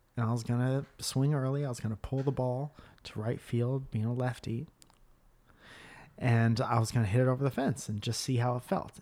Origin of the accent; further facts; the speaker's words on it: Stratford, Connecticut, United States; where I grew up in Stratford, Connecticut